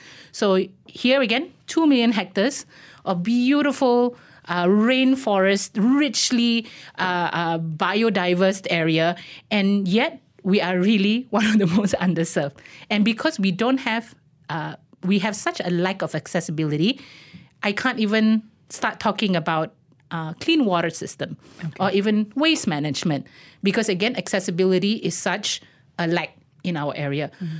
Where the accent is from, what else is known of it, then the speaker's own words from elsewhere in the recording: Baram, Sarawak, Malaysia; So first and foremost, I am Indigenous as well. I come from Baram.